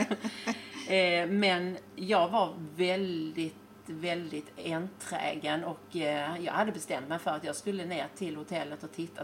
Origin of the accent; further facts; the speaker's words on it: Sweden; moved away as an adult; now in Spain; jag saknar Sverige, för det är ju där jag är född